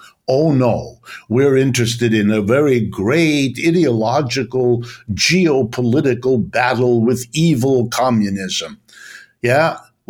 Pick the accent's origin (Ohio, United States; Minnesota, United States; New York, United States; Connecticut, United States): Ohio, United States; My father was French. My mother was German. I grew up speaking those languages. I mean, I was born here in Ohio in the United States, but my parents were immigrants.